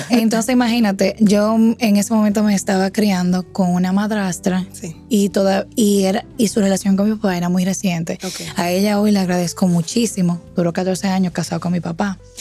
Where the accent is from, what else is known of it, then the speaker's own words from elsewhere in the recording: San Francisco de Macorís, Duarte, Dominican Republic; moved away as an adult; now in Santo Domingo, Dominican Republic; soy de San Francisco de Macorís, tierra de gigantes y tierra del cacao.